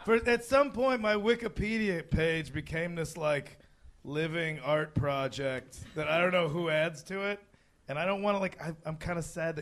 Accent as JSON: {"language": "English", "town": "Addison", "region": "Illinois", "country": "United States", "tie": "born or raised there", "said": "I'm a notable citizen of my hometown of Addison, Illinois"}